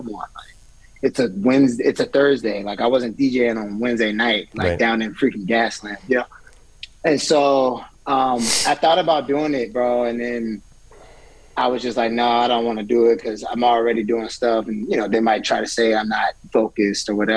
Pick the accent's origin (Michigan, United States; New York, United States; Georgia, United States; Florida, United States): Georgia, United States; Atlanta; moved away as an adult; also born or lived in Oakland / Dallas / Los Angeles / San Diego; now in Arizona, United States; I grew up in Atlanta, Georgia. My dad played for the Falcons